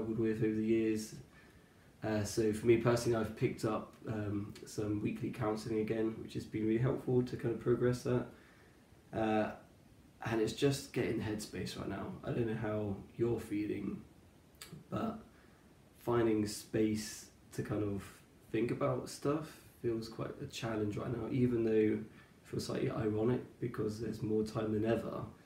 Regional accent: Cornwall, South West England, United Kingdom; I grew up in Cornwall.

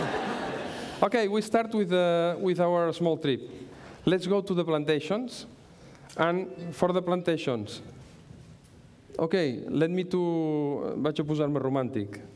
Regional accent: Manlleu, Catalonia, Spain; English is a second language; I'm from Manlleu. I'm very happy to, be, to, to, to live in Manlleu. Manlleu is a very small town in the north of Barcelona. It's my town

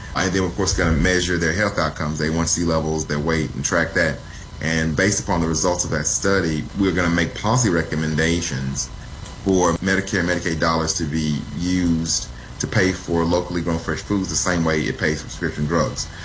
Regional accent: Mississippi Delta, United States; the Mississippi Delta region where I'm from originally. I'm a fifth generation Delta

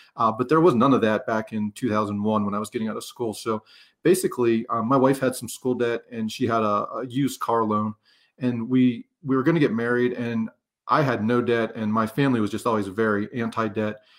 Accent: Pennsylvania, United States; moved away as an adult; I'm from Pennsylvania

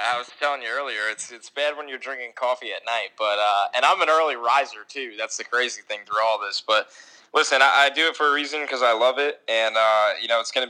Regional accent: New York, United States; also born or lived in Albany; I'm from New York

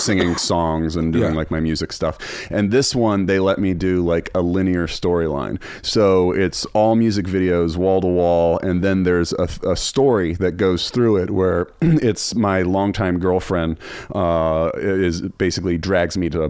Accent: Charlottesville, Virginia, United States; I started a public access show in my hometown of Charlottesville

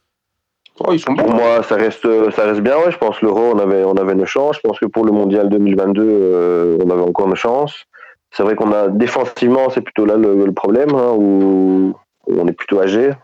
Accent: Belgium; chez nous en Belgique

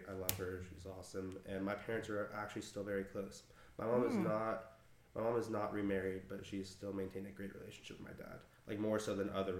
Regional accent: Malibu, California, United States; moved away as an adult; now in Knoxville, United States; I grew up in Malibu with my mom and dad

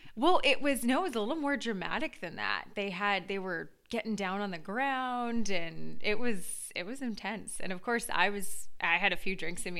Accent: Duxbury, Massachusetts, United States; also born or lived in Los Angeles; I live in Boston now, but I was originally from Duxbury

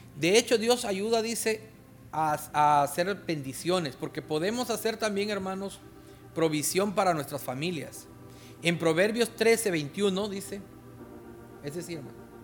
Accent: Guatemala; now in Honduras; en mi tierra

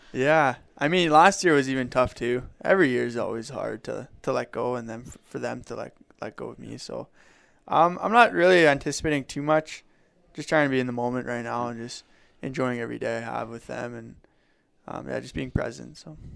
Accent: Legal, Alberta, Canada; I grew up in Legal, going to a francophone school from K to nine, so very fluent

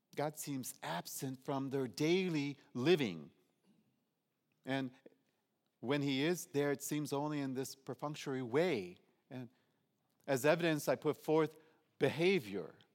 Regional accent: Detroit, Michigan, United States; I'm from Detroit

